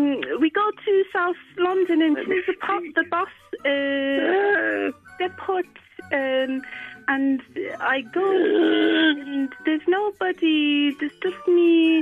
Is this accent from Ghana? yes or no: no; Monaco; I'm from Monaco, I'm Monarchies.